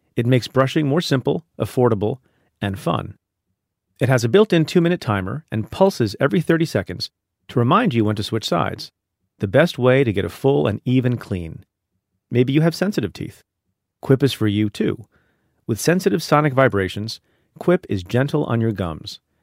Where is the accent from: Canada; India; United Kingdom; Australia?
India; I am from India, was born in India